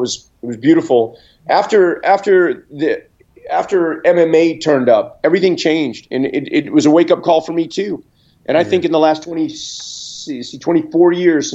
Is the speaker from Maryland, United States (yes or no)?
no; Houston, Texas, United States; my hometown, Houston, back in like 85, 86